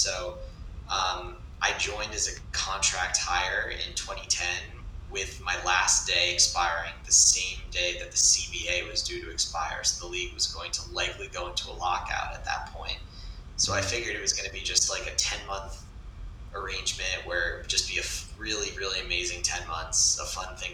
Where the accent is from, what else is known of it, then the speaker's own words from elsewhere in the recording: a small town south of Boston, Massachusetts, United States; I'm from a small town south of Boston, but We all just claim the city